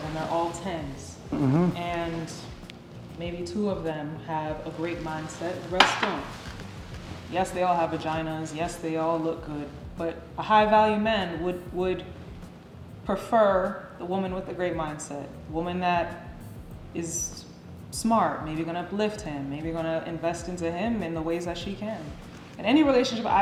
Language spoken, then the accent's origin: English; Miami, Florida, United States; I grew up living in Miami